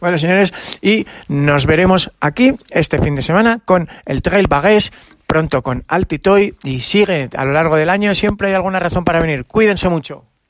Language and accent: Spanish; Navarre, Spain; alguien como yo que es navarro